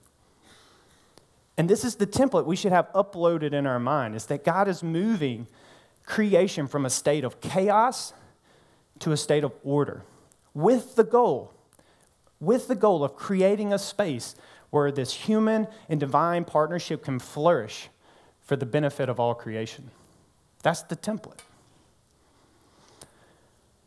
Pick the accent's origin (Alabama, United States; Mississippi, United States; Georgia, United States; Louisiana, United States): Mississippi, United States; North; now in New Orleans, United States; I'm from North Mississippi